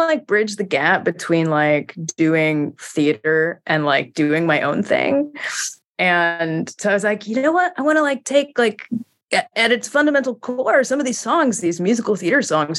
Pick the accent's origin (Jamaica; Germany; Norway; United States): United States; Seattle, Washington; now in Brooklyn, United States; I'm from Seattle